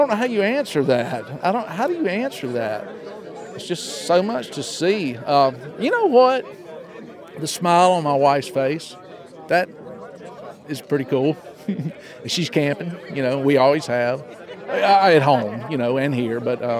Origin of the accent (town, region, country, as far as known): Mobile, Alabama, United States